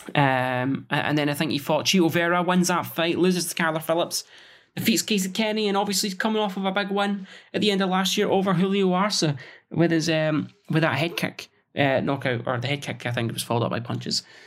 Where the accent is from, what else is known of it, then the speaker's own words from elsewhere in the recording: Scotland, United Kingdom; as a Scotsman